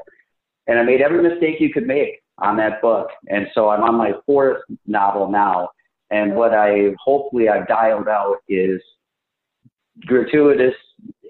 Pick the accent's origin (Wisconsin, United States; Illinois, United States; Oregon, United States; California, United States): Wisconsin, United States; Green Bay; I'm from the Midwest. I'm from Green Bay, actually deep here, east of here